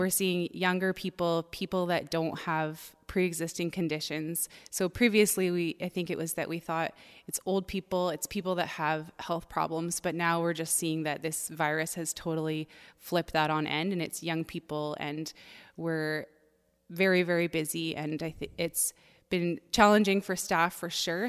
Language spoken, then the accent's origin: English; Ontario, Canada; now in Langley, Canada; I'm originally from Ontario